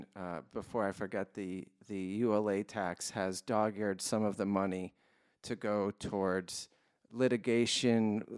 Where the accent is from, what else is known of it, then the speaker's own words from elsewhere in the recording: East Coast, United States; I'm from the East Coast.